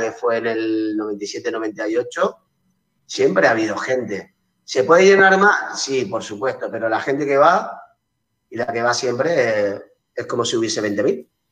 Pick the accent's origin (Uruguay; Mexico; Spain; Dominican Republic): Spain; Santa Cruz de Tenerife, Canary Islands; yo soy chicharrero para toda la vida, he nacido aquí